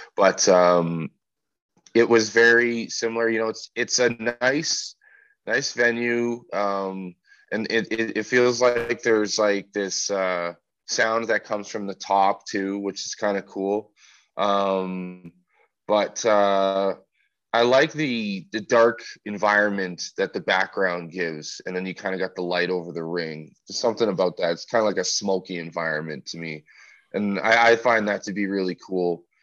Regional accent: Winnipeg, Manitoba, Canada; I'm from Winnipeg

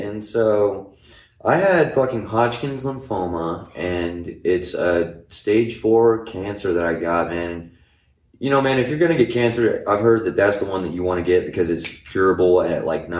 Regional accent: Clovis, New Mexico, United States; From Clovis, brother.

